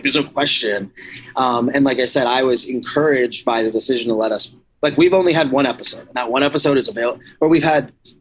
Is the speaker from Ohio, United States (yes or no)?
yes; Cleveland, Ohio, United States; moved away; I'm from Cleveland originally